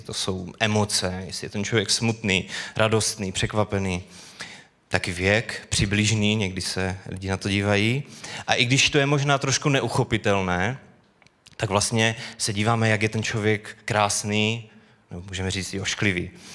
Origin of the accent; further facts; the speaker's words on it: Bohumín, Moravian-Silesian Region, Czechia; moved away as an adult; now in Karviná, Czechia; Bydlíme v Karviné, kam jsme se přestěhovali, jsme původem z Bohumína